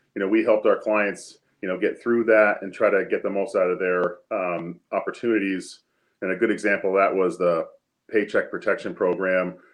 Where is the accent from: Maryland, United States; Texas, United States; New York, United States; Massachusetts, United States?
Massachusetts, United States; Easthampton; I grew up in East Hampton and uh, live there right now with my wife